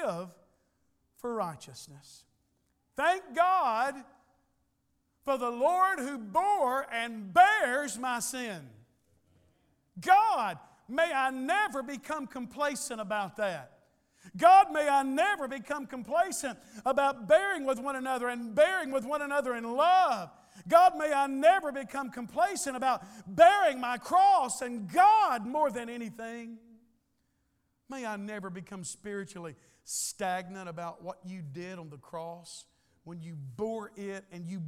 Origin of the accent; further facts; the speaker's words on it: United States; I'm an American and I live in a rich country